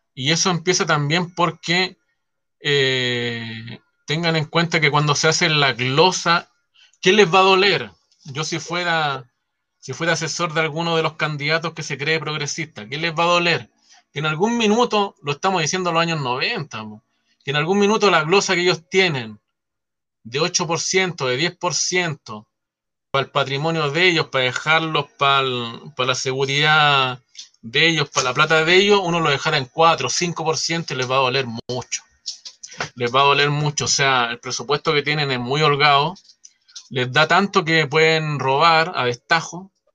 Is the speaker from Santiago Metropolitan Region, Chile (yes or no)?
yes; San Miguel, Santiago Metropolitan Region, Chile; yo soy de San Miguel